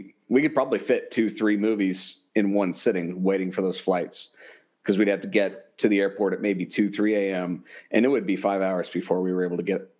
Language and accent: English; Wichita, Kansas, United States; moved away as an adult; also born or lived in Qatar; I was born and raised in Wichita, Kansas, spent pretty much, I want to say 22, it was either 22 or 23 years, it was so long ago, for lack of a better word, stuck in Wichita.